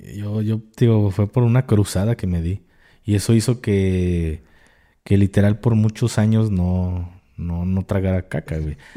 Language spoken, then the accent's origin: Spanish; Jalisco, Mexico; pues acá jalisquillo